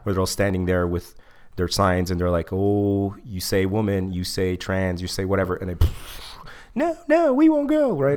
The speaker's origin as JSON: {"language": "English", "country": "Egypt", "moved": "yes", "said": "I'm not black, but I'm from Africa"}